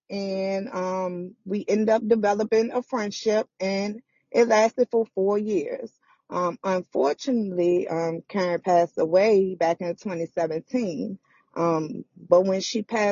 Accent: Richmond, Virginia, United States; I'm from Richmond, Virginia. I was born and raised on the South Side

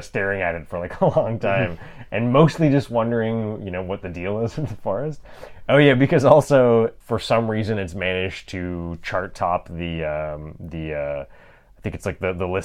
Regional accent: Canada; We're Canadian

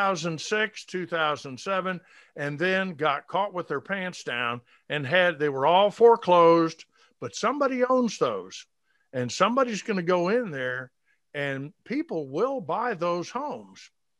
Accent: Atlanta, Georgia, United States; also born or lived in Decatur, Georgia; I was born and raised in Atlanta.

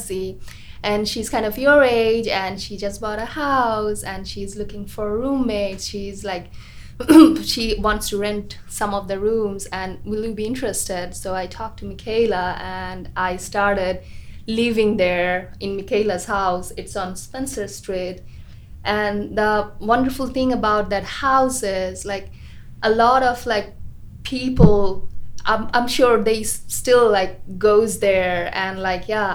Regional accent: Bangladesh; moved away as an adult; also born or lived in Muncie, Indiana; now in United States; I grew up in Bangladesh, and I have a degree, undergrad degree in architecture from Bangladesh.

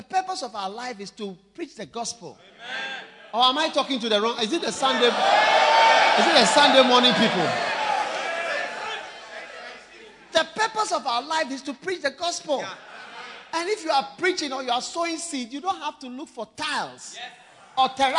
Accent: Ghana; also born or lived in Switzerland; I'm equally Swiss as I am Ghanaian. My mother is from Switzerland, my father is from Ghana

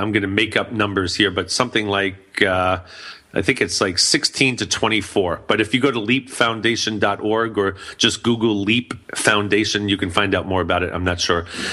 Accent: New York City, New York, United States; moved away; New York City, my hometown

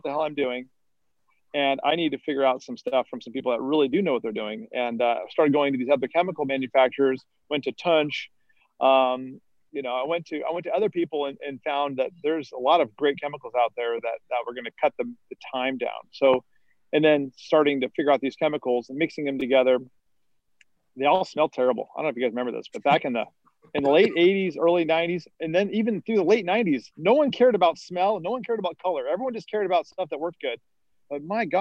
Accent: San Juan Capistrano, California, United States; my hometown where I grew up in San Juan Capistrano

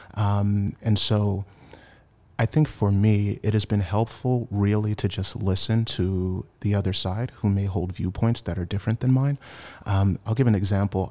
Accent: Washington, District of Columbia, United States; moved away as an adult; now in San Francisco Bay Area, United States; I'm originally from Washington, D C. I've been in the Bay for about seven years now.

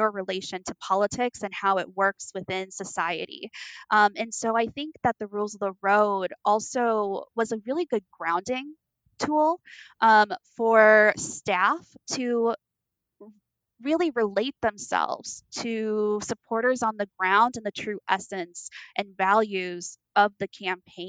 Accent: Las Vegas, Nevada, United States; Nevada, which is where I'm from. I'm from Las Vegas.

